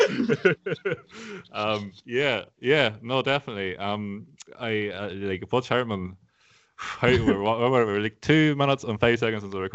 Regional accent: Ireland; I'm Irish

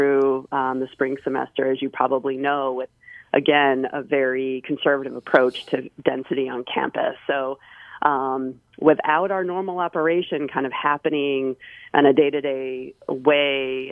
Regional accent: Massachusetts, United States; I'm from Massachusetts

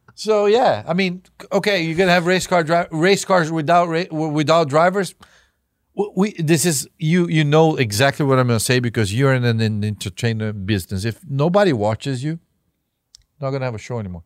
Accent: Brazil; now in United States; As a Brazilian

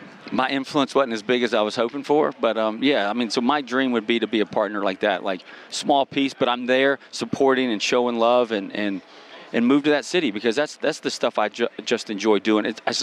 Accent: the South, United States; And I'm from the South

